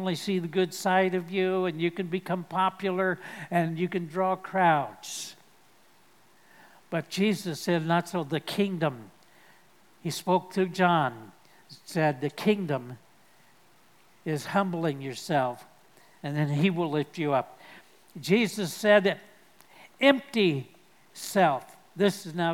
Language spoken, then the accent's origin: English; United States; I'm speaking as an American